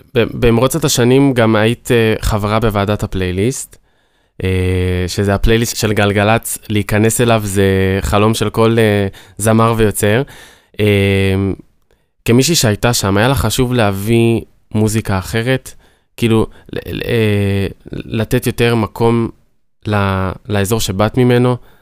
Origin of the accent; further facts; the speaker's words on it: Ashdod, Southern District, Israel; כשאני מגיע לאוניברסיטה, אז אני אשדודי